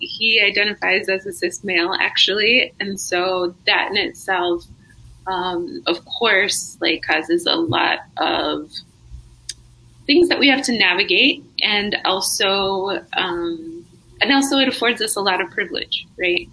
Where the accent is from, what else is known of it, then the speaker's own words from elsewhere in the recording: northern New Mexico, United States; I'm from New Mexico, tiny town up in northern New Mexico